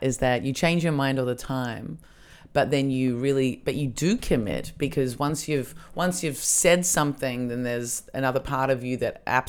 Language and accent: English; Australia; now in Berlin, Germany; as an Australian